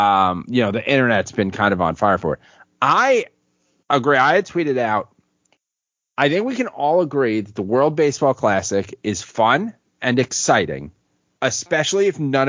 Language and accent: English; United States; I'm an American.